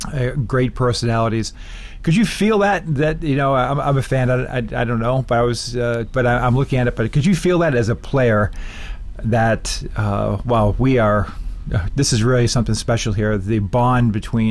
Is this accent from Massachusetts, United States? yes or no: yes; Boston, Massachusetts, United States; as a kid growing up in Boston, in the Boston area